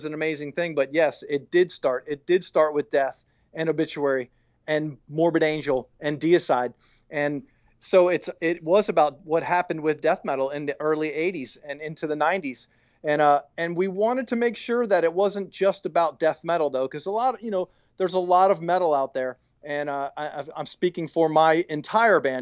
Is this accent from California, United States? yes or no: no; Tampa, Florida, United States; I am from Tampa. This is my town.